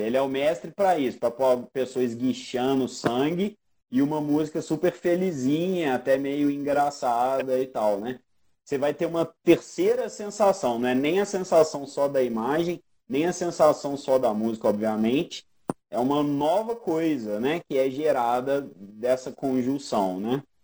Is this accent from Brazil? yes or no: yes; Brazil; A nossa identificação como sul-americano, brasileiro